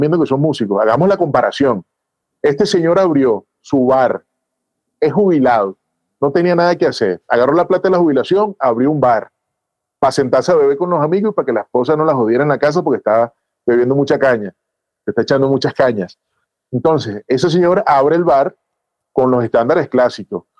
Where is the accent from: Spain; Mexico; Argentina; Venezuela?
Venezuela; now in Bogotá, Colombia; yo soy venezolano también